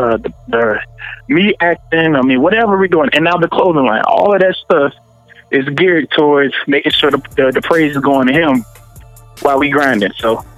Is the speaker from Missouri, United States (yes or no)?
yes; St. Louis, Missouri, United States; I'm born and raised in St. Louis.